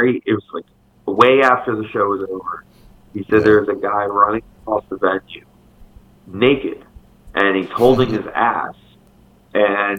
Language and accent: English; Calvert County, Maryland, United States; I'm from Calvert County, man. We belong in farms.